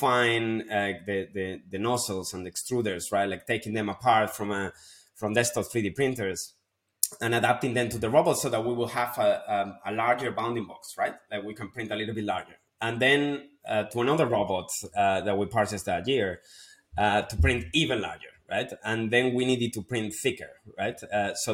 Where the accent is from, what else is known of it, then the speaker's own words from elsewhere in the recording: Spain; moved away; my hometown, back in Spain